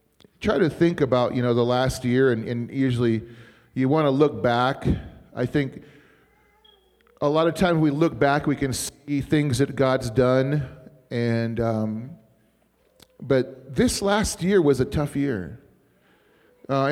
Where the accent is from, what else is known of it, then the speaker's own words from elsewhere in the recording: Arizona, United States; also born or lived in Bismarck, North Dakota; I'm from Arizona.